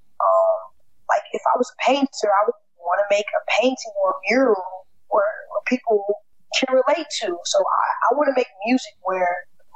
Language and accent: English; Chicago, Illinois, United States; I'm from Chicago